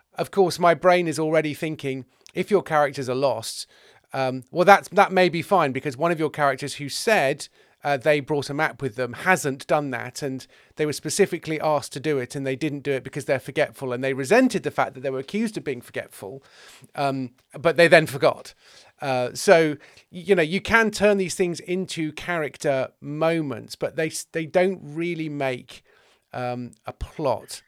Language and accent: English; England, United Kingdom; I'm an English male